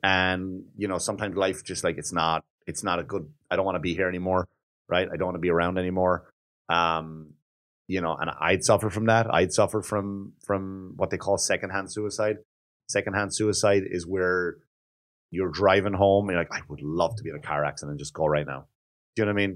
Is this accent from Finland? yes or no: no; Wexford, Leinster, Ireland; moved away; in Wexford, my hometown